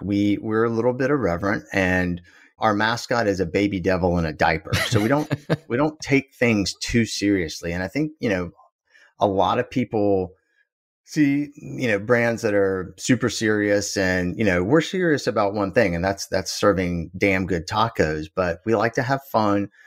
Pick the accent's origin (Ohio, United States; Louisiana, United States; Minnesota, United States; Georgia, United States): Georgia, United States; South; also born or lived in Boston; now in Austin, United States; I grew up in South Georgia